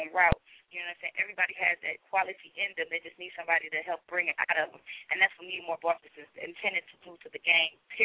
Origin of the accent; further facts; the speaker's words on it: Rockford, Illinois, United States; I'm not actually from Chicago. I'm from Rockford